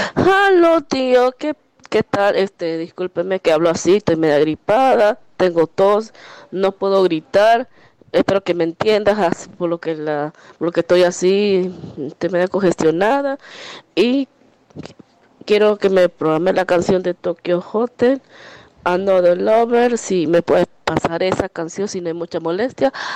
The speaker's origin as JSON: {"language": "Spanish", "country": "Ecuador", "said": "como ecuatoriana"}